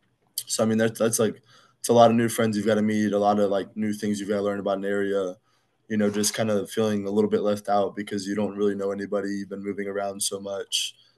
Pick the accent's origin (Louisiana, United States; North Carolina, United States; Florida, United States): Louisiana, United States; Fort Polk; also born or lived in Illinois / Kansas; So I was born in Illinois. I only lived there for probably less than a year. And then I moved to Kansas, had been there until I was about 5-ish. And then I moved to Fort Polk, Louisiana, and I've been there for about 15 years.